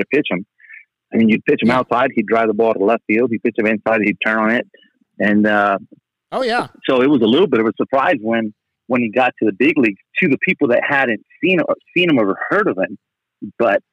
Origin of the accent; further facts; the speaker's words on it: Tijuana, Baja California, Mexico; also born or lived in San Diego; I was born in Tijuana, Mexico. Grew up pretty much on the border. I always did my schooling in San Diego